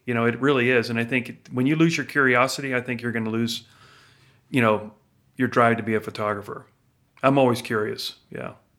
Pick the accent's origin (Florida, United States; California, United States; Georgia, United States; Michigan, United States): Florida, United States; now in Idaho, United States; growing up in Florida